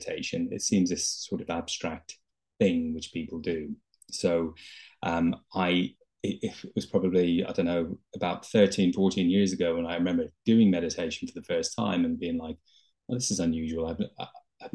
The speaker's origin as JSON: {"language": "English", "town": "Dublin", "region": "Leinster", "country": "Ireland", "moved": "yes", "lives_now": "London, United Kingdom", "said": "I'm originally from Dublin in Ireland, but I've lived in London for many years."}